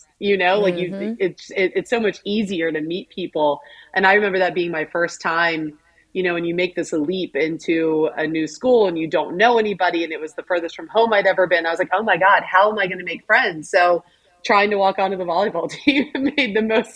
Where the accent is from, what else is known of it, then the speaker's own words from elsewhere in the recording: Pittsburgh, Pennsylvania, United States; I was born in Pittsburgh, Pennsylvania